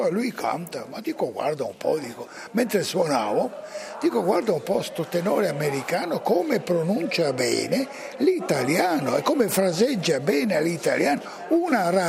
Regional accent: Trieste, Friuli-Venezia Giulia, Italy; Eh, sono originario a Trieste

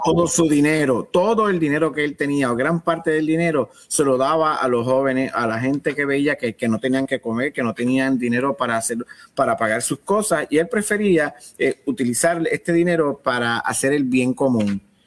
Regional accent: Caguas, Puerto Rico; un jibarito de cagua

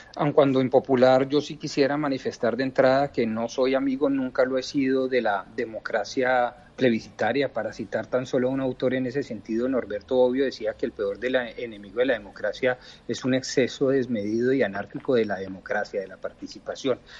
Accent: Colombia; como colombianos

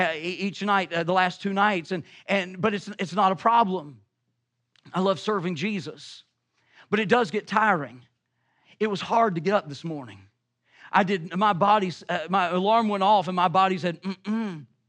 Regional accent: the South, United States; I'm from the South

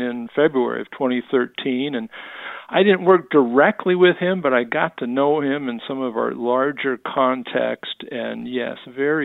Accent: San Francisco Bay Area, East Bay, California, United States; moved away as an adult; also born or lived in Pittsburgh, Pennsylvania; now in Phoenix, United States; I'm a California native, grew up in the San Francisco Bay Area, East Bay

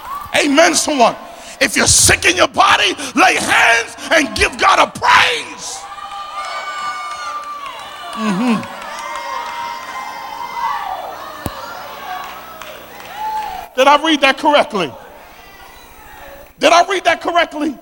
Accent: Philadelphia, Pennsylvania, United States; accent: South Philly; my South Philly accent

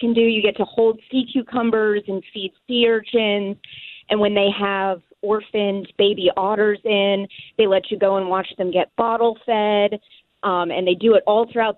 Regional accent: Georgia, United States; I'm actually from Georgia

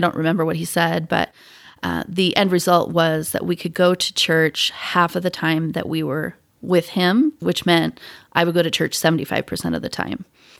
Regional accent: Pacific Northwest, United States; I grew up in the Pacific Northwest where there were some members, not a ton. I mean, there were probably, I don't know, 30 members of the church in my high school.

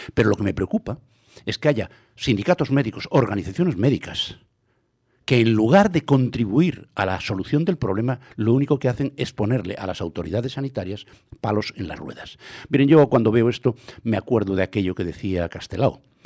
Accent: Santiago de Compostela, Galicia, Spain; yo que me crié en Tras Santa Clara

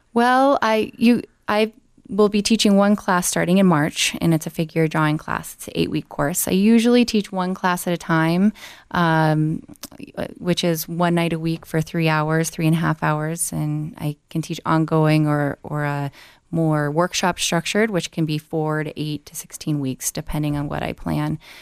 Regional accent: Glenwood Springs, Colorado, United States; now in Denver, United States; I'm originally from Glenwood Springs, Colorado

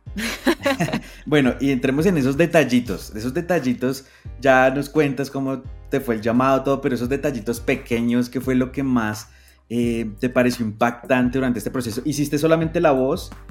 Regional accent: Colombia; como colombiano me siento muy orgulloso

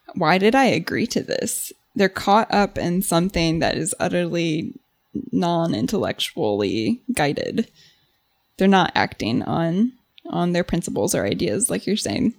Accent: United States; as an American

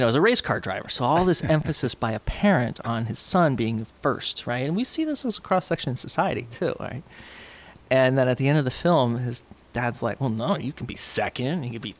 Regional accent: New York, United States; born there; And so I born in New York and then moved

